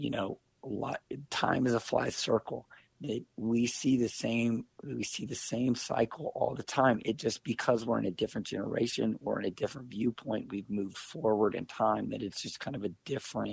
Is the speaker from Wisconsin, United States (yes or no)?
no; Kansas City, Missouri, United States; I grew up in Kansas City